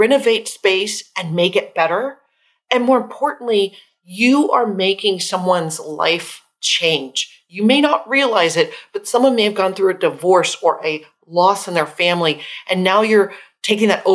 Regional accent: Austin, Texas, United States; I grew up in Austin, Texas

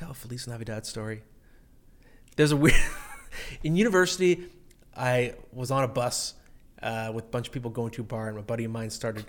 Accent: Canada; cheering for Canada, which, of course, I did as a Canadian growing up.

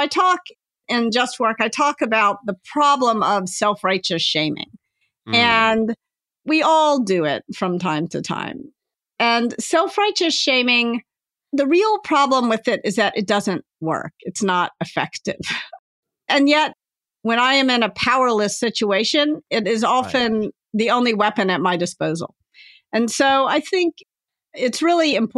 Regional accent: the South, United States; I was raised in the South, so "you all" falls trippingly off my tongue

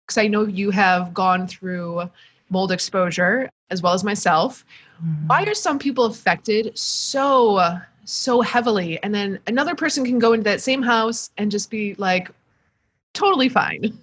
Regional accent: Michigan, United States; a Midwesterner from All Michigan

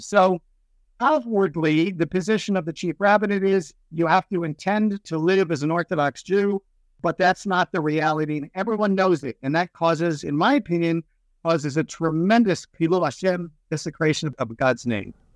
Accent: Silver Spring, Maryland, United States; moved away as an adult; now in Beit Shemesh, Israel; I was born and raised in Silver Spring, Maryland

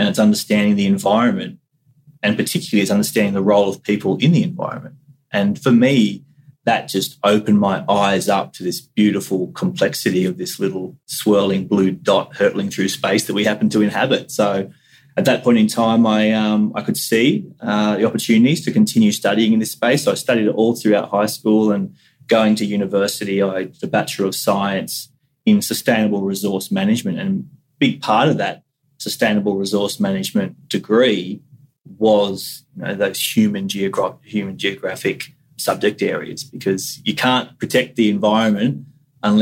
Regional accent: Central Coast, New South Wales, Australia; also born or lived in Cairns, Queensland; I was born up in North Queensland at Cairns, which is obviously a community which is highly connected to the Great Barrier Reef and to terrestrial environments. And so I do recall distant memories of the ocean up there and even moving down to the Central Coast when I was 2 or 3

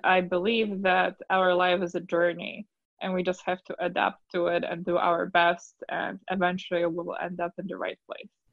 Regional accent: Poland; English is a second language; moved away as an adult; now in United States; I'm originally from Poland, so it's been quite a journey because I really had to work on my English.

